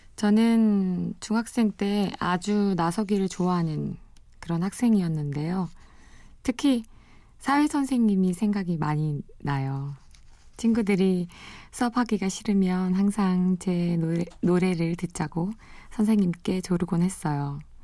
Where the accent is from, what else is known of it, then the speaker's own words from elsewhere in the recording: Gyeongju, North Gyeongsang, South Korea; now in Seoul, South Korea; 저는 아주 시골에서 자랐어요. 경상북도 경주에서 태어나 유년 시절을 보냈는데요